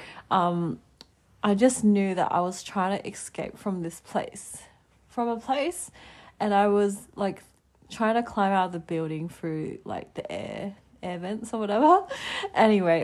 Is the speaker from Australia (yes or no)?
yes; Adelaide, South Australia, Australia; moved away as an adult; now in Melbourne, Australia; It has been officially 3 years since I moved to Melbourne from my little hometown of Adelaide in South Australia